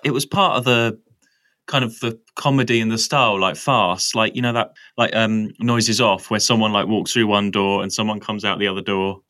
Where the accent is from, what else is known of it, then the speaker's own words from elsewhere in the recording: Essex, East of England, United Kingdom; I'm from Essex as well, which is very rural.